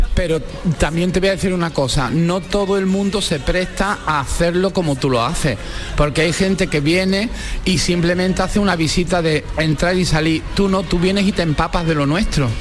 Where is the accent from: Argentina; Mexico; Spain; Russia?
Spain; Málaga, Andalusia; soy malagueño